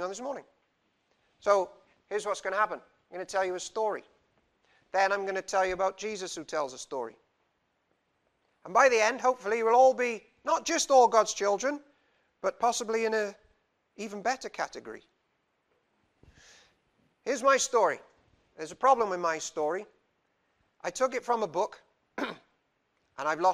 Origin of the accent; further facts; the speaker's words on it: Cardiff, Wales, United Kingdom; I'm from Cardiff, and in Cardiff there are many, many, many religions